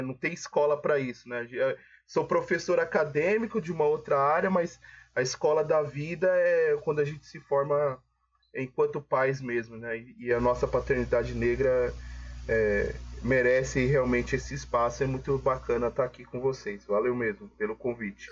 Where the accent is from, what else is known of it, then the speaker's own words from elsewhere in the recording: São Paulo, Brazil; minha família é baiana, né? Eu nasci aqui em São Paulo